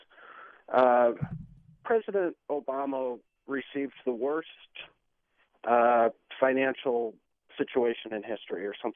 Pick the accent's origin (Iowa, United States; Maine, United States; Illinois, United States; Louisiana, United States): Iowa, United States; moved away as an adult; now in Washington, D.C., United States; I'm from Iowa originally, and I say in Iowa you grow up doing two things